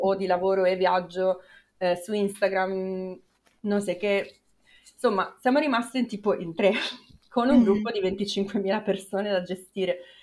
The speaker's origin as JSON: {"language": "Italian", "town": "Milan", "region": "Lombardy", "country": "Italy", "moved": "as an adult", "said": "io sono di Milano"}